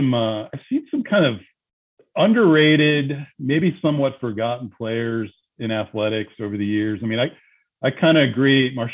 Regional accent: Atlanta, Georgia, United States; and I came from Atlanta to Southern Miss.

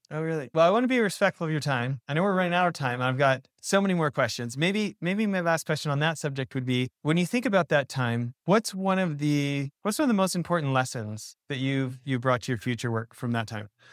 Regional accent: Canada; moved away as an adult; now in United States; so I'm an American born abroad. I grew up in, you know, my dad's American, grew up in Canada.

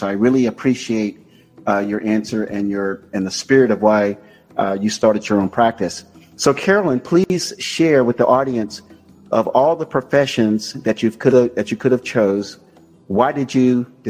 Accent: Naples, Florida, United States; Naples, Florida, which is my hometown

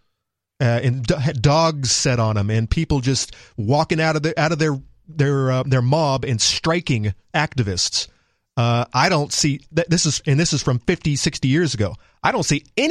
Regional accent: Deep South, United States; now in New Hampshire, United States; I grew up in the Deep South

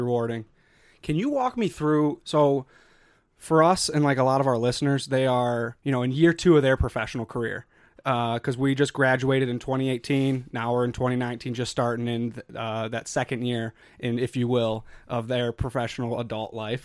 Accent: Chicago, Illinois, United States; moved away as an adult; I'm from Chicago.

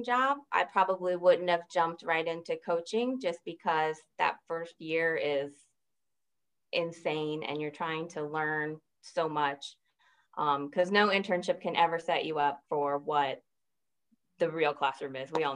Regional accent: St. Petersburg, Florida, United States; I grew up in St. Petersburg, Florida

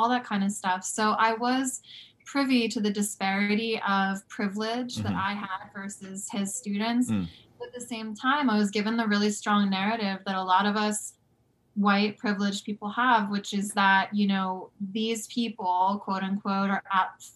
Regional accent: right outside of Philadelphia, New Jersey, United States; I grew up right outside of Philadelphia in New Jersey.

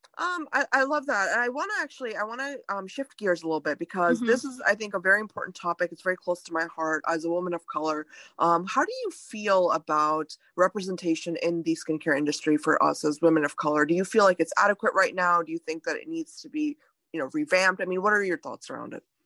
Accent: India; now in United States; I was born in India

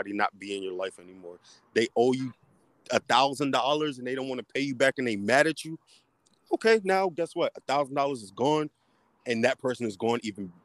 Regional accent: Washington, District of Columbia, United States; I'm from DC. I'm from the East Side, so I'm like right there in Maryland.

